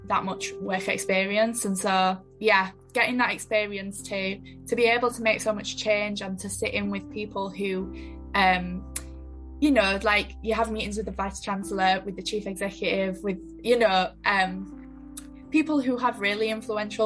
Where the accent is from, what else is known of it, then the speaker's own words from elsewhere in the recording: Leeds, Yorkshire and the Humber, United Kingdom; also born or lived in Sheffield; I'm from Leeds and I actually got into Sheffield through clearing